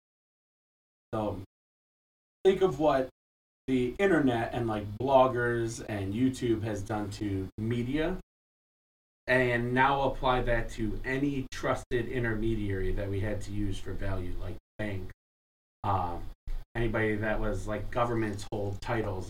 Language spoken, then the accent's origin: English; Bolingbrook, Illinois, United States; also born or lived in Chicago; I grew up in Chicago and the suburbs, Bolingbrook to be specific, came back to go to DePaul